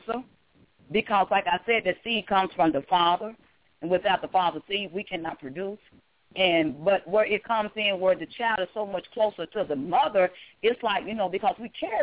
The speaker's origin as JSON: {"language": "English", "region": "Arkansas", "country": "United States", "moved": "yes", "lives_now": "Atlanta, United States", "said": "I'm originally from Arkansas, and now I'm here"}